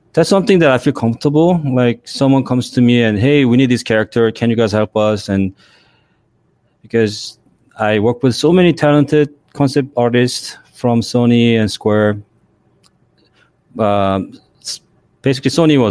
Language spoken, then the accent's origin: English; South Korea; English is a second language; now in Los Angeles, United States; I was born in Korea, but I came to the States late 80s